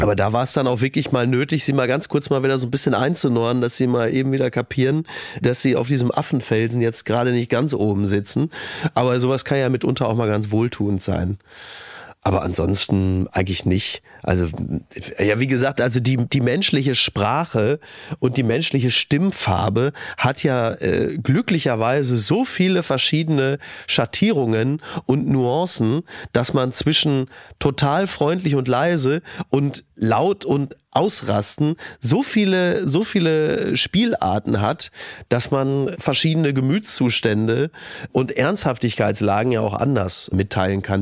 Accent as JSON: {"language": "German", "town": "Kassel", "region": "Hesse", "country": "Germany", "moved": "yes", "said": "Wir kommen aus Kassel Brauxel"}